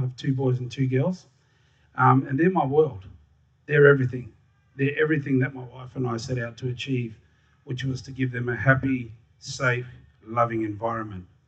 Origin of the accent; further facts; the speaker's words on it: Darwin, Northern Territory, Australia; I was born and raised in Larrakia land in Darwin, just down the road at the old hospital.